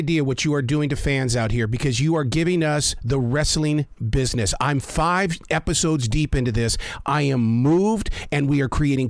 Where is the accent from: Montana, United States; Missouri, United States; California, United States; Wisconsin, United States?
Montana, United States; Billings; I grew up in Billings, Montana.